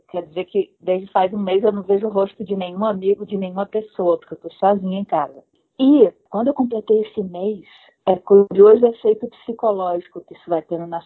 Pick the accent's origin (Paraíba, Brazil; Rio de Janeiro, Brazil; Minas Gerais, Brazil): Rio de Janeiro, Brazil; accent: hybrid; also born or lived in Ceará; Mas eu, eu, eu, aviso que eu não sou carioca, porque o meu sotaque é bem híbrido.